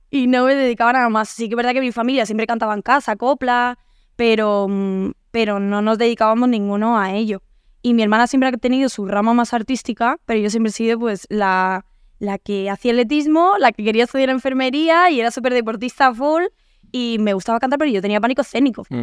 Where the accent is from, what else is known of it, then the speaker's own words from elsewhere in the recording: Andalusia, Spain; accent: Andalusian; eh, mi mejor amiga es, de, gallega, vengo de estar en Galicia esta semana, entonces tengo todo un mix. Pero mi madre es de Granada, entonces tengo más acento andaluz que mi hermana, por